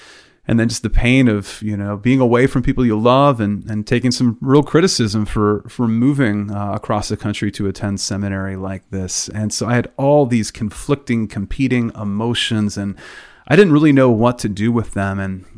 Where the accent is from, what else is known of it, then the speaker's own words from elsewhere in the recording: Pennsylvania, United States; where I grew up in Western PA, the only way we really express our emotions by waving terrible towels at Pittsburgh Steelers games.